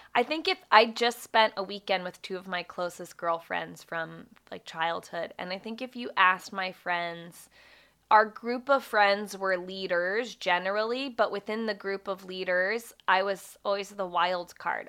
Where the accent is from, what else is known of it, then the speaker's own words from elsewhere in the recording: Springfield, Virginia, United States; I grew up in Springfield